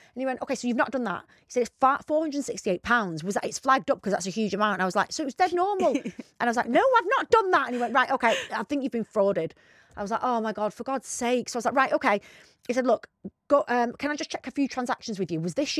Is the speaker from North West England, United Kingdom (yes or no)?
yes; Bacup, North West England, United Kingdom; I'm not even from Rochdale. I'm from near there, but anyway.